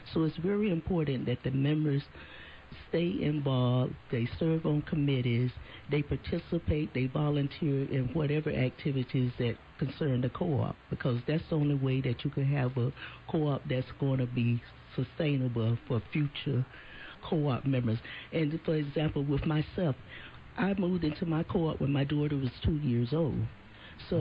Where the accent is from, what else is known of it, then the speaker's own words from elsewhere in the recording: Alabama, United States; moved away; where I grew up from in Alabama